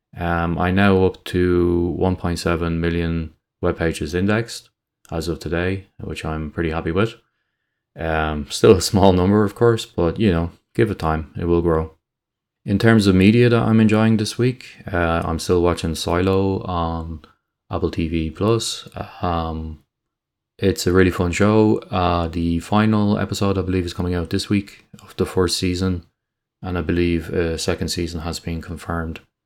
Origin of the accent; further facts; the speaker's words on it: Ireland; in Ireland, we don't like people getting above their station